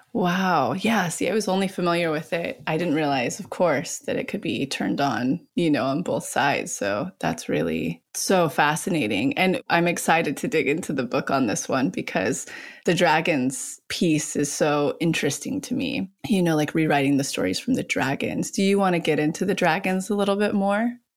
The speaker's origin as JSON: {"language": "English", "area": "outside Yosemite", "region": "California", "country": "United States", "tie": "born or raised there", "said": "I personally grew up right outside of Yosemite. So we're both California kids"}